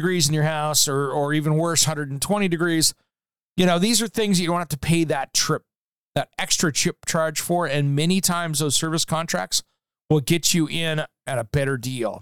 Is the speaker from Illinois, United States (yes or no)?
no; Tri-Cities, Washington, United States; moved away; my hometown